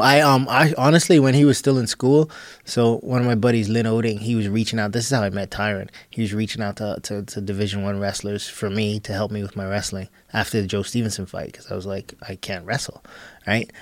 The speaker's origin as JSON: {"language": "English", "country": "Bahamas", "also_born_or_lived": "Texas", "moved": "yes", "said": "I'm this kid from the Bahamas"}